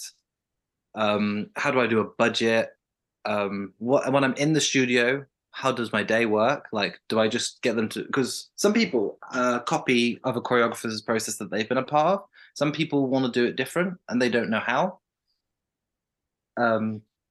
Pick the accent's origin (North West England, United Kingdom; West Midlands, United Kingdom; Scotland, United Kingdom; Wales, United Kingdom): West Midlands, United Kingdom; moved away as an adult; now in Birmingham, United Kingdom; I'm from the Midlands, the West Midlands.